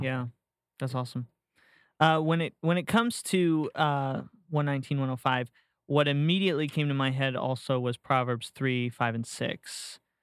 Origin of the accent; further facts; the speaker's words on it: St. Petersburg, Florida, United States; moved away; also born or lived in Tampa, Florida / Jacksonville, Florida; I was born and raised in Saint Pete